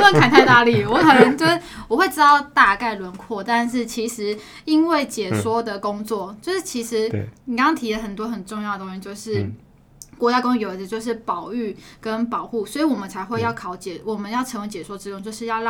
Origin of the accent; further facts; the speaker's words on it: Taipei, Taiwan; 其实我的老家在这上面